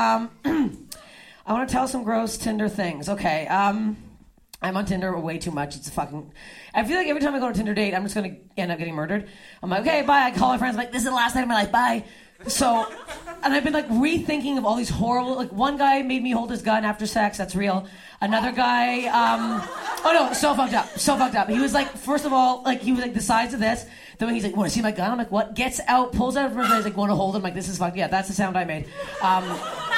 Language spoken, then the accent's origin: English; Toronto, Ontario, Canada; moved away; I'm from Toronto, and Kanata